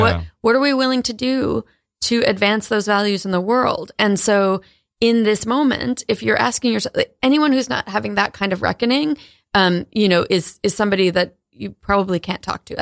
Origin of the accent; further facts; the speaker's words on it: New London, Connecticut, United States; moved away; also born or lived in Maine; I grew up in New London, Connecticut